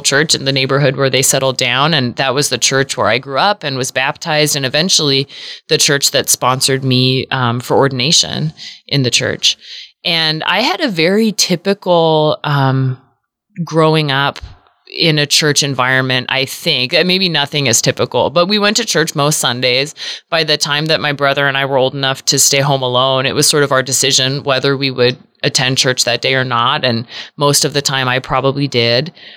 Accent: Seattle, Washington, United States; now in Omaha, United States; I grew up in the Episcopal Church in Seattle, Washington, which is where I was born and raised

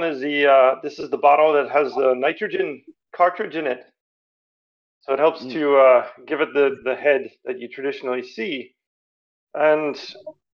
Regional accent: Ireland; I'm from Ireland

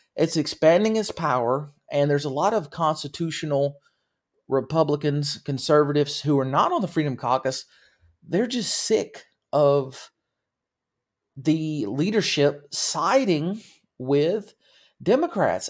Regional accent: United States

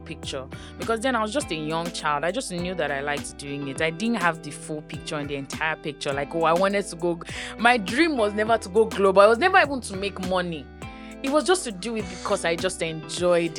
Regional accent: Lagos, Nigeria; I grew up in Aja, right from time, yes. I've always lived in Aja

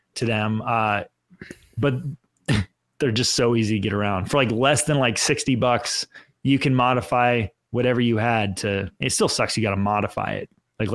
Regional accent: Pennsylvania, United States; born there; also born or lived in California; I was born in Pennsylvania, so I know what the snow looks like. You know, I actually kind of missed it when I was in California because it was 115 degrees for 3 months a year.

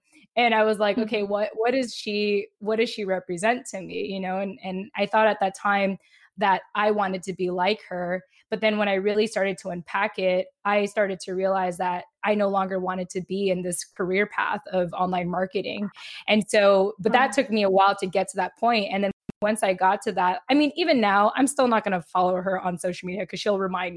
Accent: San Diego, California, United States; also born or lived in Japan; shortly after I lost my dad, we moved from Japan to San Diego. And in my elementary years and middle school years

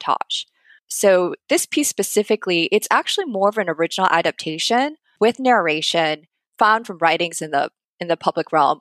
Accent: United States; also born or lived in Korea; I grew up in the States, went to American schools.

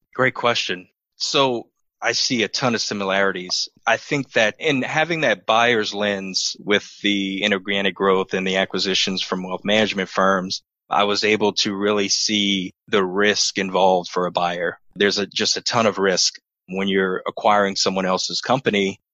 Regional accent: New Iberia, Louisiana, United States; moved away as an adult; I was born and raised in New Iberia, Louisiana, home of Tabasco

